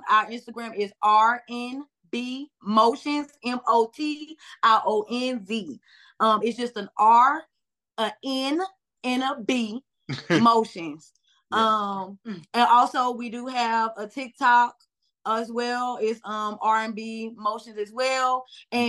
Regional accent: Clayton County, Georgia, United States; We're from Georgia, Clay Cole.

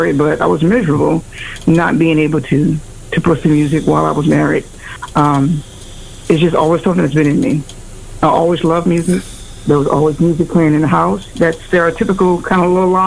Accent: Louisiana, United States; I am from the South, Louisiana

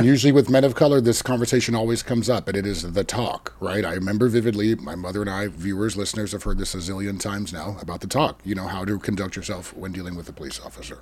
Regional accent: Sonoma County, California, United States; I was raised in Sonoma County and I was raised in a suburb

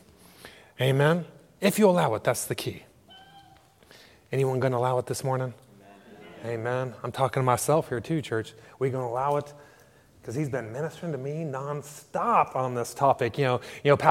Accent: United States; moved away as an adult; now in Ireland; sports is what helped pay for my education or some of my education back in the U.S.

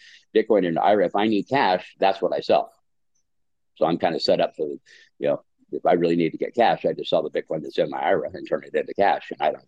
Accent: United States; moved away as an adult; also born or lived in California / Washington / Baja California Sur, Mexico; now in La Paz, Mexico; I grew up in California and Washington since I was a kid

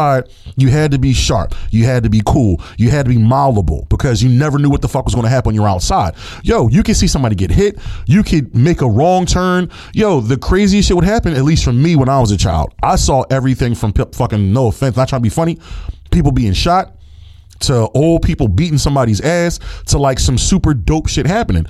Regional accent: Philadelphia, Pennsylvania, United States; I grew up in Philadelphia

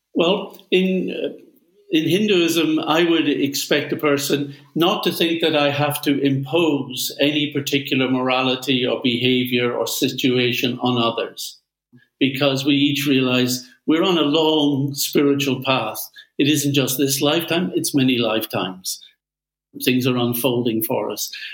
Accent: Belfast, Northern Ireland, United Kingdom; my home town of Belfast

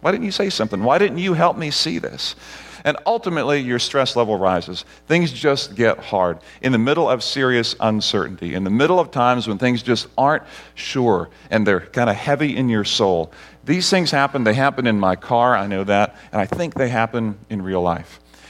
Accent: Barbados; also born or lived in Grenada; Barbados and Grenada, where I grew up as a missionary kid

